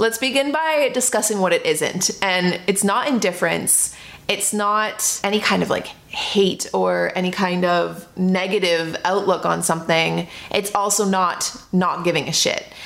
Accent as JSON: {"language": "English", "town": "Toronto", "region": "Ontario", "country": "Canada", "moved": "yes", "said": "I'm from Toronto"}